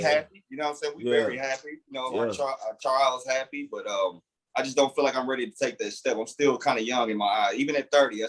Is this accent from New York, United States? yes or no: no; Milwaukee, Wisconsin, United States; moved away; also born or lived in Alabama / Tennessee; I'm from Milwaukee, Wisconsin